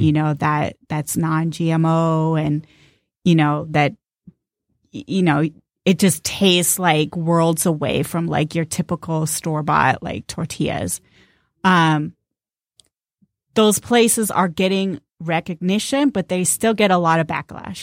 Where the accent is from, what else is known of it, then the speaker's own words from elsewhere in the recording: Southern California, United States; now in Detroit, United States; I grew up in Southern California